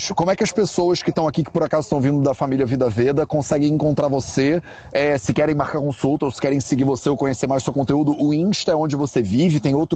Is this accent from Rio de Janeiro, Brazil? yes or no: yes; Rio de Janeiro, Brazil; accent: carioca; Eu sou bem carioca.